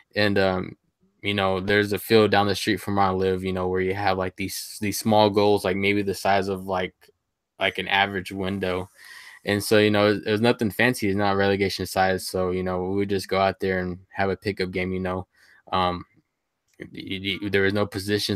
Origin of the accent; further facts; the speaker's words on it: Sweetwater, Texas, United States; my hometown is, um, Sweetwater, Texas. I'm from the big state of Texas